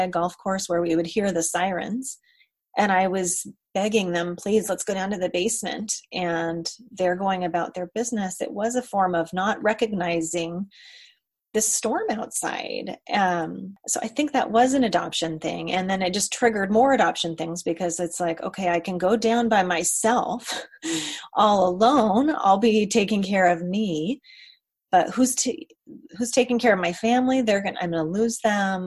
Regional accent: Colorado, United States; I grew up in Colorado

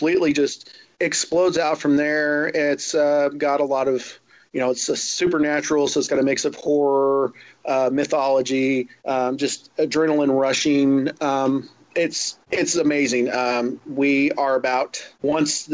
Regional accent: Southern Indiana, United States; moved away as an adult; now in Norman, United States; When I was a kid, growing up in Southern Indiana, I was an only child

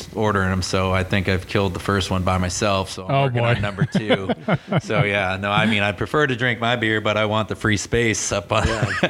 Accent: Detroit area, Michigan, United States; born or raised there; moved away as an adult; also born or lived in Oregon; now in Arizona, United States

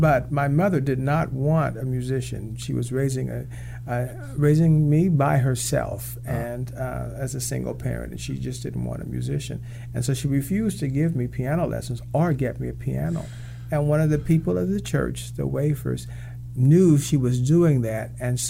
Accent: Kansas, United States; In the middle of the Midwest.

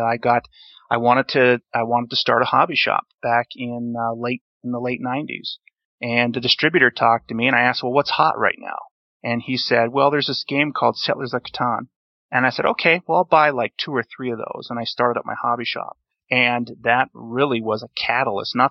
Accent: North Dakota, United States; I was born and raised in North Dakota

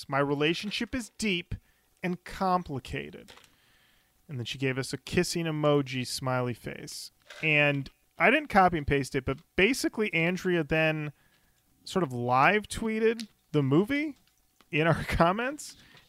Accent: Australia; Also, being Australian, I had no idea Popeye's chicken was a real thing.

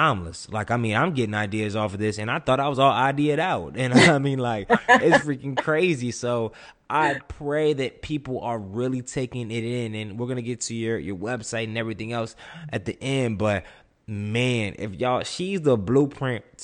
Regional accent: Durham, North Carolina, United States; I'm from Durham, North Carolina

